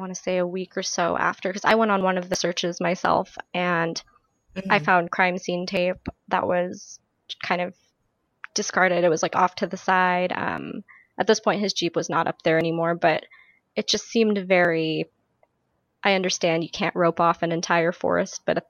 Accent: New Mexico, United States; I grew up in New Mexico.

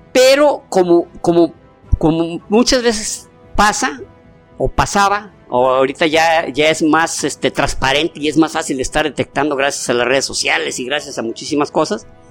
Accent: Mexico; somos mexicanos

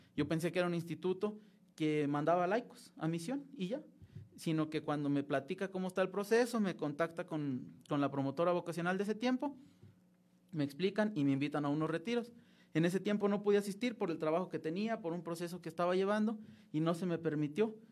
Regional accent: Francisco I. Madero, Durango, Mexico; moved away as an adult; also born or lived in Monterrey, Nuevo León; now in Mexico City, Mexico; soy nacido en Monterrey, Nuevo León, pero criado y toda mi vida de Francisco Madero Durango

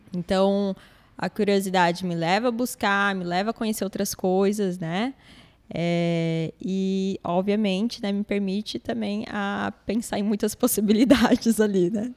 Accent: Brazil; minha família é árabe, cresci aqui no Brasil

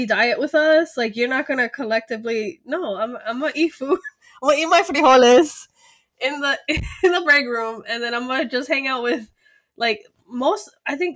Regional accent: Miami, Florida, United States; also born or lived in Colombia; I'm from Miami. I'm from the USA.

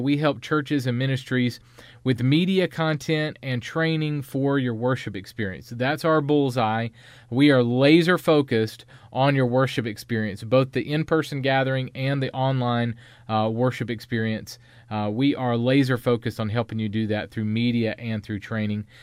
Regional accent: the South, United States; I'm from North and South Carolina

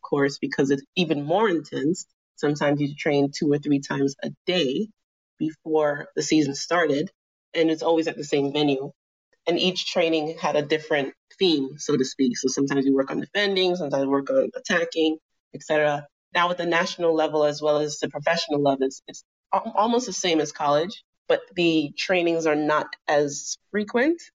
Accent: New York, United States; moved away as an adult; now in Sweden; growing up in New York playing for East Meadow, as well as Auburndale and Queens

